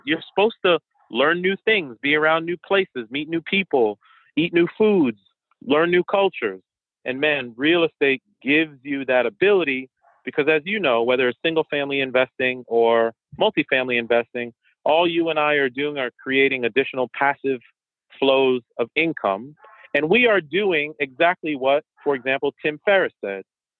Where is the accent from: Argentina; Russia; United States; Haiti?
Haiti; first language French; English is a second language; My native language is French and Creole because I'm Haitian, but I also speak Portuguese and obviously English.